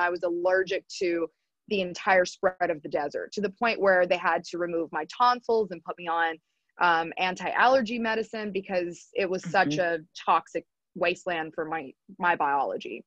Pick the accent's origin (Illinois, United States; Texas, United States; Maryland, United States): Texas, United States; also born or lived in Arizona; now in Hawaii, United States; growing up in Texas